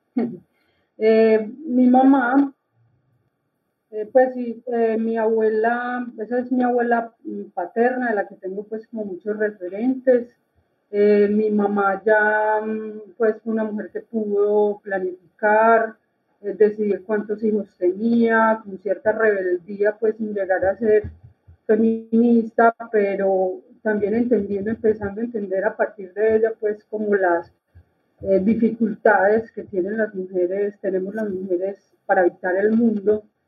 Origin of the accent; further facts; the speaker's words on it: Copacabana, Antioquia, Colombia; yo soy de Copacabana, Antioquia